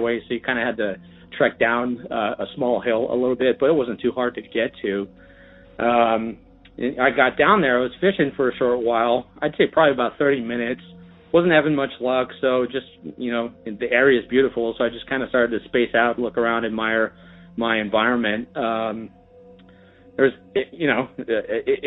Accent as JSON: {"language": "English", "area": "Bay Area", "region": "California", "country": "United States", "tie": "born or raised there", "said": "I grew up in the Bay Area, born and raised"}